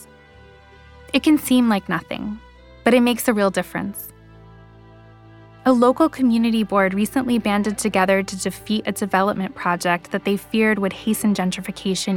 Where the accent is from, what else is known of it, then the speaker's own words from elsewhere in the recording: New York City, New York, United States; the liberal Jews I grew up with on the Upper West Side